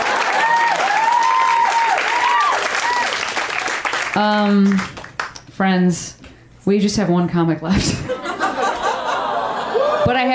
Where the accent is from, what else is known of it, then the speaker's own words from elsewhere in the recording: Chicago, Illinois, United States; moved away; I'm from Chicago, a city with two baseball teams. One of them is the baseball team I grew up with, the Cubs